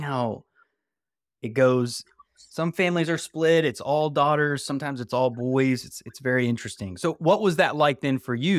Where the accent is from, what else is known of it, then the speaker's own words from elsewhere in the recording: West Virginia, United States; also born or lived in California; now in North Carolina, United States; growing up in West Virginia